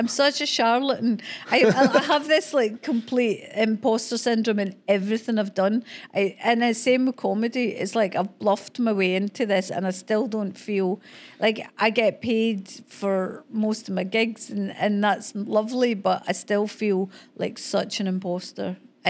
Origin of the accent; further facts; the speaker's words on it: Scotland, United Kingdom; Because I'm Scottish and we're brought up in the bog of humanity